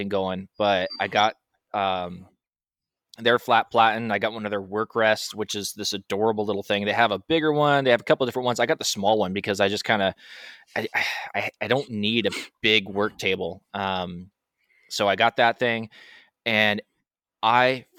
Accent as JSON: {"language": "English", "country": "United States", "said": "I'm American."}